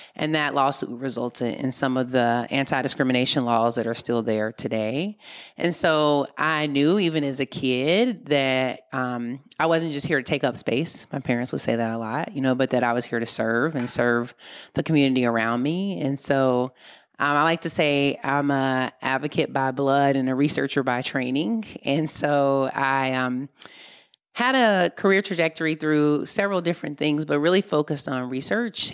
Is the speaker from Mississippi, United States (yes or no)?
yes; Mississippi, United States; now in Oakland, United States; when I was growing up in Mississippi